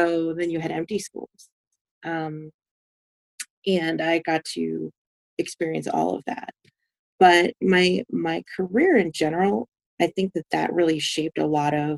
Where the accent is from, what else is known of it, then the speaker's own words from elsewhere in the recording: New York, United States; I grew up in New York. New York is home to me.